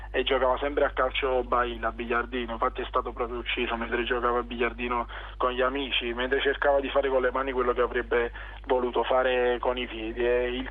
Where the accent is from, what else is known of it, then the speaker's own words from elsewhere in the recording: Naples, Campania, Italy; nascere in un territorio come la mia terra, come Scambia